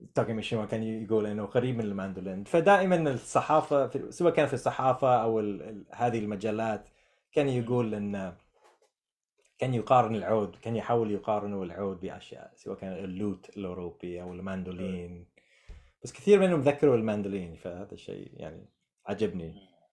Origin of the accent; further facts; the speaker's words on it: United States; Arabic is a second language; فانا كامريكي عازف عود